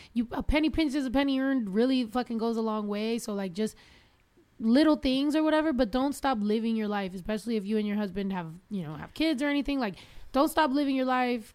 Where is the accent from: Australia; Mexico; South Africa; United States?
Mexico; moved away; us growing up in Mexico because so in the small, very small town where we're from